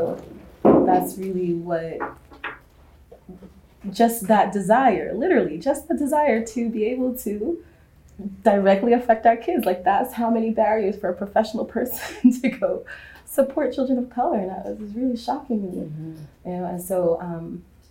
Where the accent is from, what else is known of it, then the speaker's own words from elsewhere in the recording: New York City, New York, United States; moved away as an adult; also born or lived in San Francisco Bay Area; now in Oakland, United States; I grew up in New York public school